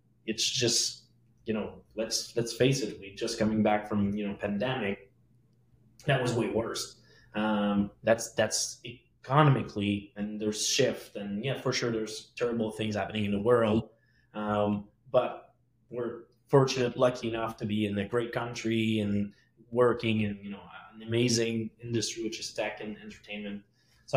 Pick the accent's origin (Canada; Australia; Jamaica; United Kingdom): Canada; Quebec; accent: French Quebecois; English is a second language; now in Montreal, Canada; my French Quebecois accent